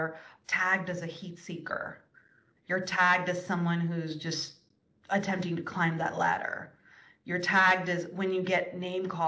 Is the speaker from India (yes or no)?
yes; India; I was raised in India